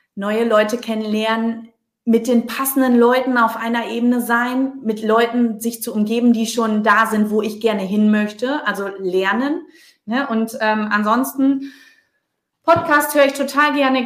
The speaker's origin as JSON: {"language": "German", "area": "Low German-speaking area", "region": "Northern Germany", "country": "Germany", "accent": "Plattdeutsch (dat und wat)", "said": "Ich komme hier aus dem Plattdeutschen"}